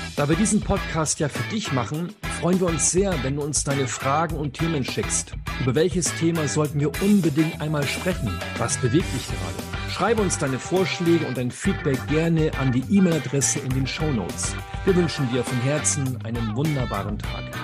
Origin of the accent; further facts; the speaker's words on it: the North, Northern Germany, Germany; wir sind aus dem Norden